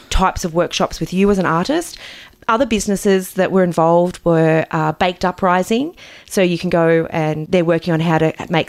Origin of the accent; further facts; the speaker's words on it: Newcastle, New South Wales, Australia; I grew up in Newcastle. I'm a fair bit older than you. I'm 45.